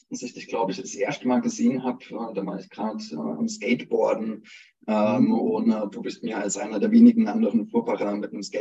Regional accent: Neunkirchen, Saarland, Germany; aufgewachsen in Neunkirchen im Saarland

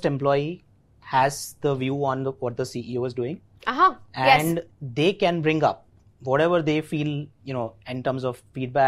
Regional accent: Ahmedabad, Gujarat, India; accent: Gujarati; first language Gujarati; English is a second language; I'm born and brought up in Ahmedabad. Gujarati. My mother tongue is Gujarati, so you know, probably you can see in my accent as well.

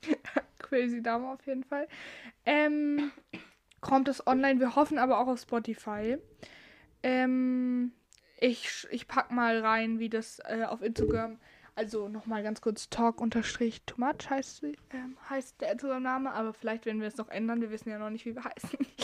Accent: Northern Germany, Germany; ich komme aus dem Norden und da heißt es Karneval

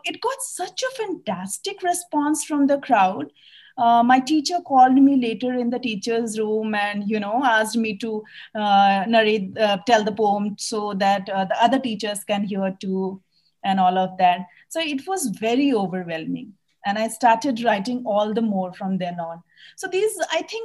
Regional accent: Delhi, India; moved away; also born or lived in Bihar / Calcutta; my parents live in Bihar, and I was raised in Delhi with another set of parents.

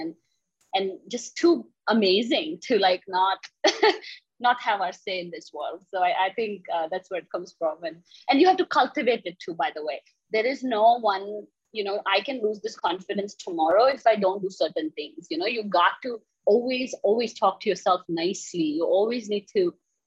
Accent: India; moved away as an adult; now in United States; I grew up in India

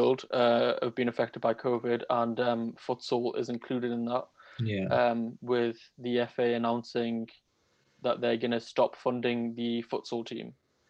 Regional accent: Newcastle upon Tyne, North East England, United Kingdom; I'm from Newcastle.

